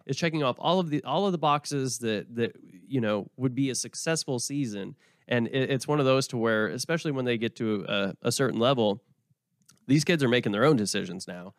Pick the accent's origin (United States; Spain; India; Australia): United States; Oklahoma; moved away; also born or lived in Vermont; I'm from Oklahoma